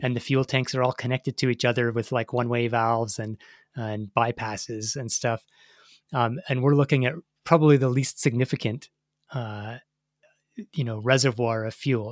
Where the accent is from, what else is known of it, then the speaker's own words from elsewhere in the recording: Canada; as a Canadian track fan.